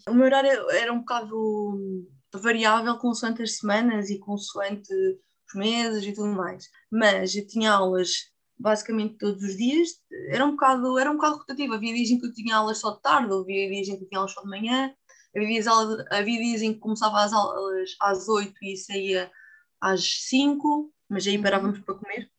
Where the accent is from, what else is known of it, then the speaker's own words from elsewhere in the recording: Portugal; somos Portugal